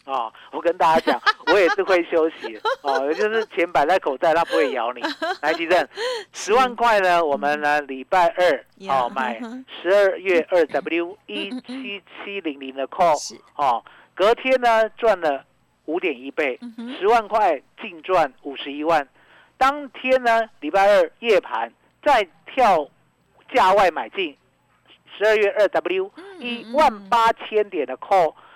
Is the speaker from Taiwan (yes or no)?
yes; Taiwan; 你我都是台湾人